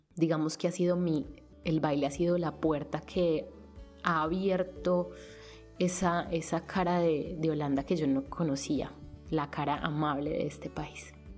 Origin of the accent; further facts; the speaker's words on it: Colombia; first language Spanish; moved away as an adult; now in Netherlands; Estuve en competencias cuando era pequeña en Colombia